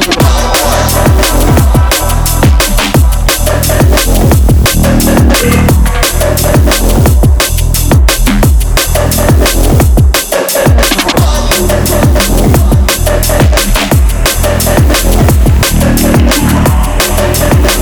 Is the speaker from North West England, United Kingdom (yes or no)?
no; Horsham, South East England, United Kingdom; If anyone doesn't know where Horsham is, it's my hometown